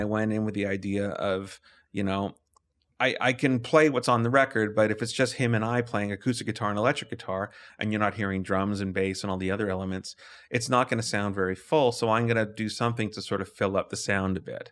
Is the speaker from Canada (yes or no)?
yes; Calgary, Alberta, Canada; I grew up in Lake Bonavista